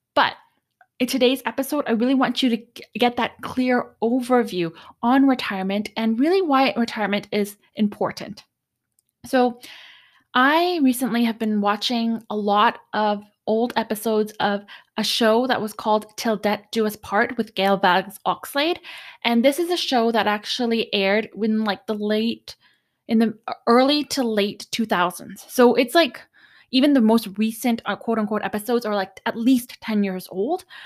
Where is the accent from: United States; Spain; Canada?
Canada; I'm Canadian